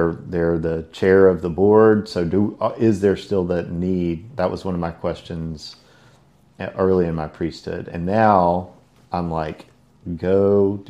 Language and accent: English; Silsbee, Texas, United States; moved away as an adult; also born or lived in Houston, Texas; now in Port Aransas, United States; I grew up in Silsbee, Texas, just north of Beaumont.